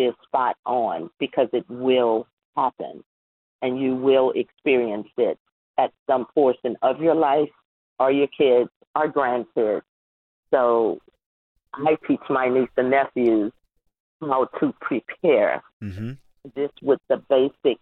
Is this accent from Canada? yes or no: no; New Orleans, Louisiana, United States; growing up in New Orleans, you know, poor neighborhood